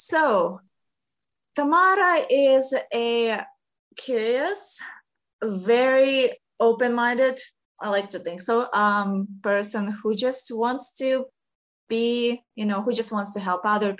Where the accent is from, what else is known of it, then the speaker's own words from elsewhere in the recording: Ukraine; English is a second language; now in United States; originally I'm from Ukraine